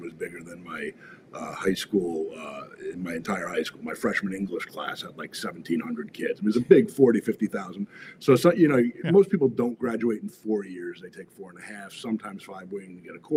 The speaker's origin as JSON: {"language": "English", "town": "Freehold", "region": "New Jersey", "country": "United States", "tie": "born or raised there", "also_born_or_lived": "Arizona", "moved": "as an adult", "lives_now": "Los Angeles, United States", "said": "I started out in New Jersey, so my claim to fame is I was born in Freehold, New Jersey"}